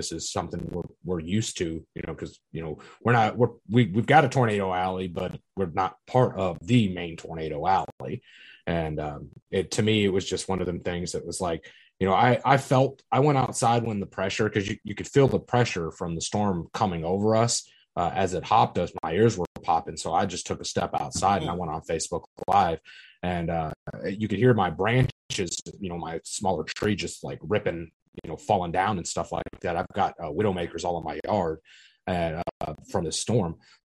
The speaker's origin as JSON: {"language": "English", "town": "Elizabethtown", "region": "Kentucky", "country": "United States", "said": "Correct. Yeah, I'm from Elizabethtown."}